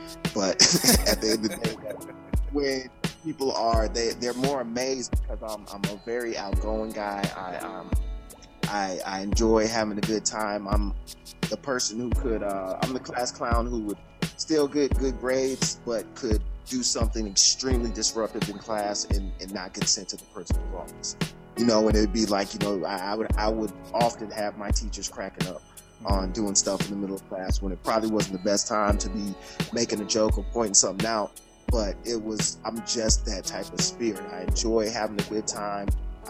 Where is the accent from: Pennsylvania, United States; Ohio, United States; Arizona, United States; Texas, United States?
Ohio, United States; Shaker Heights; also born or lived in Alaska; I did a lot of growing up in Shaker Heights. When we moved down, I thought coming from Alaska to Ohio